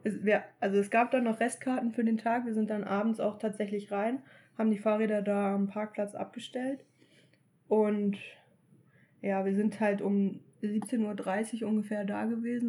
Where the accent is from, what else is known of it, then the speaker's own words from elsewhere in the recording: Germany; als Deutsche